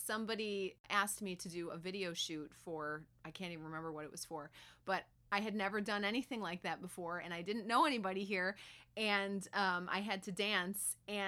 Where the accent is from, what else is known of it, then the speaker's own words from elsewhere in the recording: Buffalo, New York, United States; moved away; I'm from Buffalo, New York